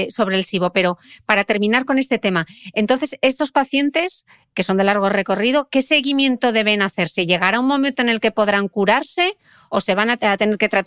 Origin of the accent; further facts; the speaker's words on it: Asturias, Spain; encima soy asturiano